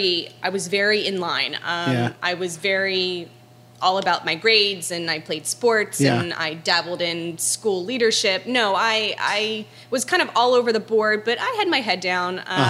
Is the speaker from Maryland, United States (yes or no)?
yes; Westminster, Maryland, United States; moved away as an adult; Born and raised outside of Baltimore.